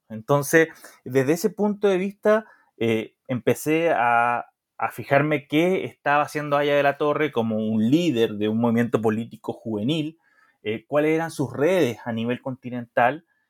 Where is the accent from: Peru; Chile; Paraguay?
Chile; moved away as an adult; also born or lived in Mexico